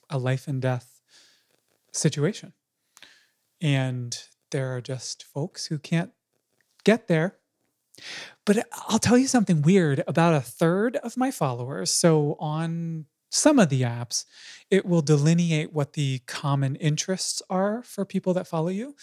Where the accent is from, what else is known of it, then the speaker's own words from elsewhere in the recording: United States; I'm an American too